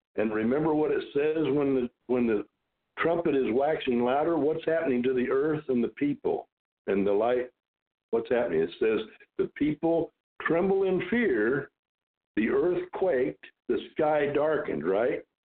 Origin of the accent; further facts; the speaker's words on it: Decatur, Illinois, United States; I was born and raised in Decatur, Illinois.